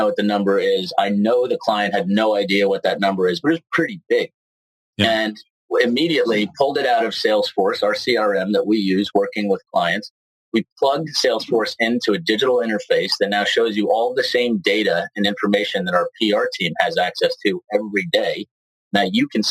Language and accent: English; New York City, New York, United States; moved away as an adult; also born or lived in Ridgewood, New Jersey, United States; now in Southern California, United States; I was born in Manhattan and raised in Manhattan until I was 12. My parents dragged me across the Hudson in North Jersey, where I grew up, went to Ridgewood High School in New Jersey.